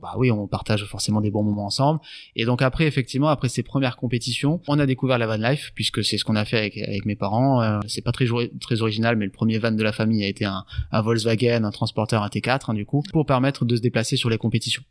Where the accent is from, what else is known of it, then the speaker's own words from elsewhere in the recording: Landes, Nouvelle-Aquitaine, France; also born or lived in Tahiti; j'ai 32 ans, originaire du département des Landes. J'habite sur la sur la commune de Moliette.